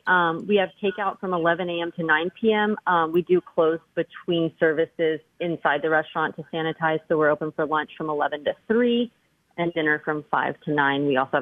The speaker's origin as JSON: {"language": "English", "town": "New Braunfels", "region": "Texas", "country": "United States", "said": "So my family's in New Braunfels, Texas, which is a little German town in the Hill Country."}